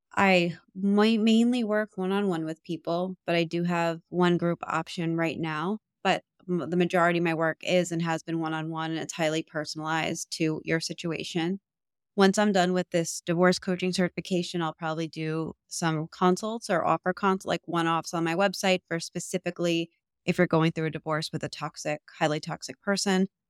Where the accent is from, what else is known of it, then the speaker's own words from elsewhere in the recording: New York, United States; I'm from New York, so it's, like, a very loud